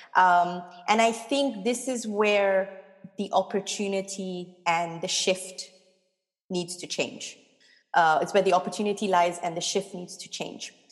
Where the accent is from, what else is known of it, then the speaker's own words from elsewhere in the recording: Singapore; now in Cologne, Germany; I'm obviously born and brought up in Singapore.